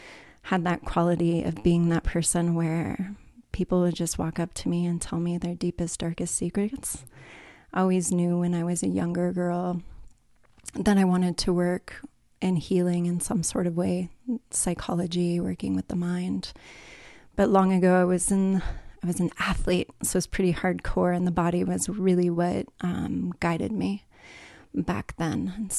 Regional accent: California, United States; Starting off when I was younger, I was raised in California. So definitely a California girl, native. And raised in a Catholic family

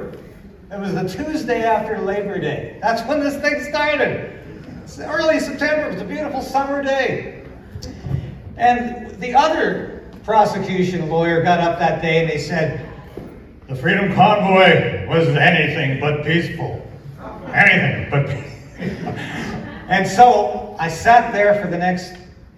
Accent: Vancouver Island, British Columbia, Canada; now in Ottawa, Canada; I grew up in Vancouver Island. And I still hate the winters here

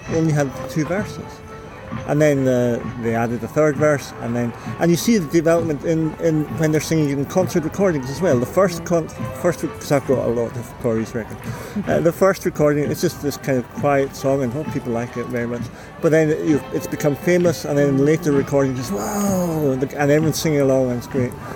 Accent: Isle of Lewis, Scotland, United Kingdom; now in London, United Kingdom; I'm originally from the Isle of Lewis, uh, but I live in London now. I've been in London for 33 or 34 years

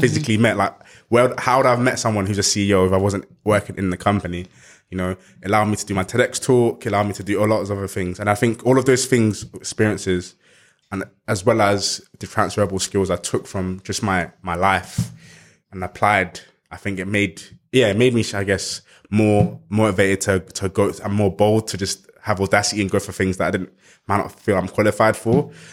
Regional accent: London, United Kingdom; Growing up in South East London

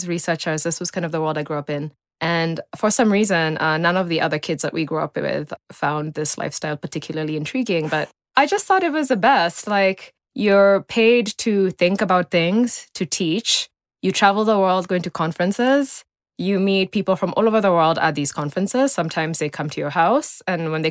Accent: Nairobi, Kenya; also born or lived in United States; I was born in Nairobi. I don't want to date myself too much. And I grew up in Lenana Road, actually.

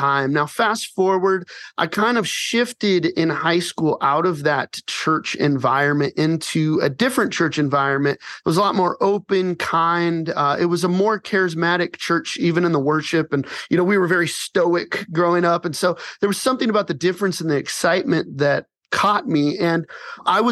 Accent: Colorado Springs, Colorado, United States; now in Phoenix, United States; I grew up in Colorado Springs

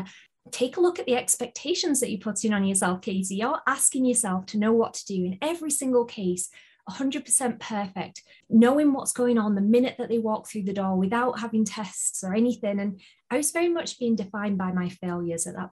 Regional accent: United Kingdom; accent: British; I shall do my best to have my best British accent

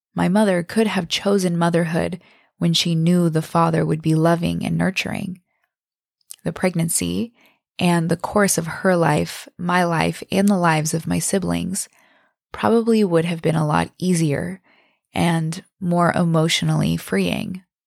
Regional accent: Bangor, Maine, United States; now in San Diego, United States; my hometown in Bangor, Maine

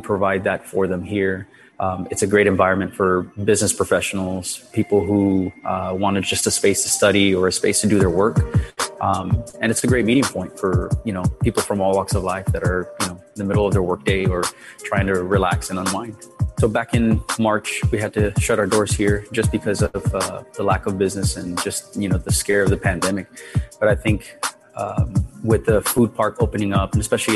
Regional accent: Mission, Texas, United States; my business is in Mission because I was born and raised in Mission. I went to Mission High School, graduated in 1996

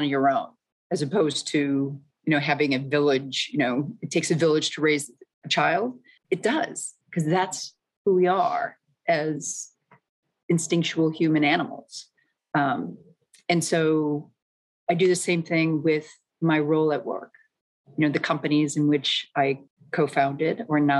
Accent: Midwest, United States; moved away as an adult; also born or lived in New York; I was brought up in the Midwest

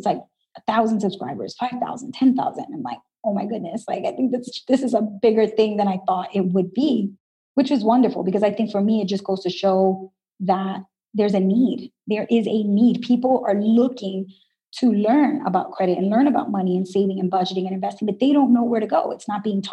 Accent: New York City, New York, United States; I was born and raised in Brooklyn, New York, and my parents are from Dominican Republic

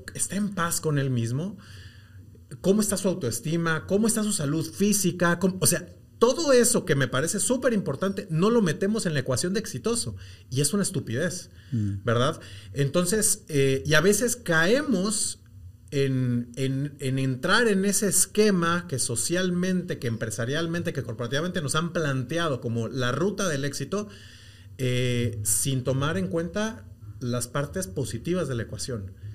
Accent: Mexico; moved away as an adult; now in Guatemala; yo soy mexicano, llego a, Guatemala hace ya bastantes años, 18

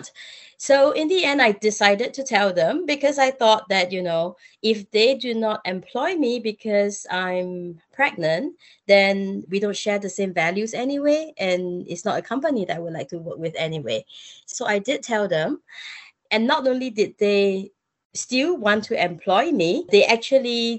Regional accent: Singapore; I'm Singaporean

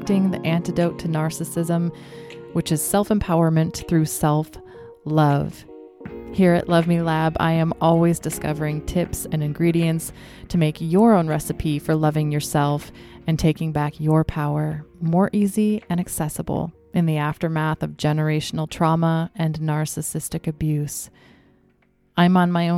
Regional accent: Michigan, United States; my own story of growing up in Michigan as the daughter of an ordained minister

